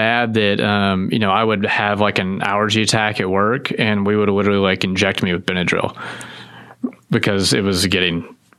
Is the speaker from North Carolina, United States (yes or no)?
yes; Winston-Salem, North Carolina, United States; moved away as an adult; also born or lived in Fort Smith, Arkansas / Hilton Head Island, South Carolina; now in Texas, United States; So I was born in Fort Smith, Arkansas, and then I moved to Winston-Salem, North Carolina, and then I spent, I'd say about 13 years there.